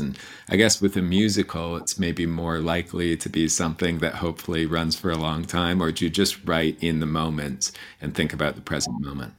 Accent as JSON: {"language": "English", "country": "Canada", "tie": "born or raised there", "also_born_or_lived": "New York", "moved": "as an adult", "said": "I grew up in Canada"}